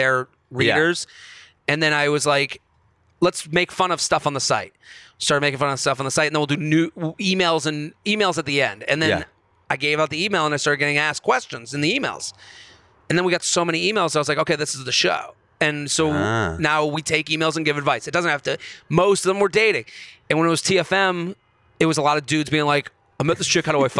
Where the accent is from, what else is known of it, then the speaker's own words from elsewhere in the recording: Boston, Massachusetts, United States; growing up in Boston